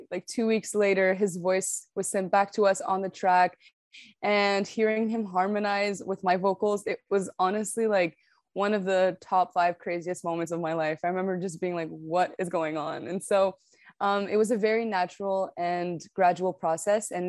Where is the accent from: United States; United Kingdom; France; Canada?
Canada; also born or lived in Morocco; Yeah, so I was born in Morocco, um, but I moved to Canada at a very young age. But nonetheless, I still grew up in a very Moroccan household because both my parents were Moroccan. And I spoke Arabic at home and French at home.